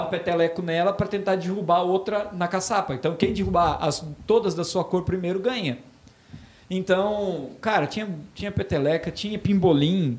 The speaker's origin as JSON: {"language": "Portuguese", "town": "Botuverá", "region": "Santa Catarina", "country": "Brazil", "tie": "born or raised there", "said": "eu sou natural de Botuverá, hoje uma cidade praticamente de 5 mil habitantes mas que eu amo de paixão"}